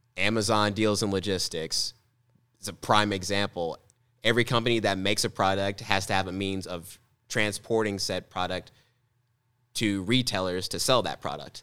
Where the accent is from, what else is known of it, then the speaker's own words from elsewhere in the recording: Mascoutah, Illinois, United States; my hometown in Muscuda